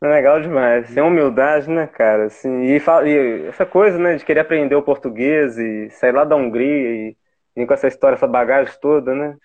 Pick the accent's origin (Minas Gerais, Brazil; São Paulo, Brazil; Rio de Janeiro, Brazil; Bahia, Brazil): Minas Gerais, Brazil; Itabirito; now in Ouro Preto, Brazil; Eu sou daqui, né, de Ouro Preto. Morei quase a vida é. inteira em Itabirito